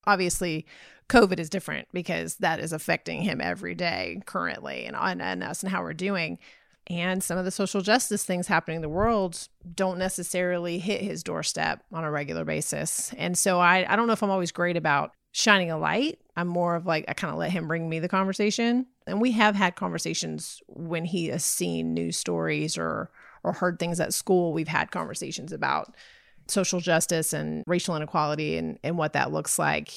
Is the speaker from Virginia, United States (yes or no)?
no; Texas, United States; I'm from Texas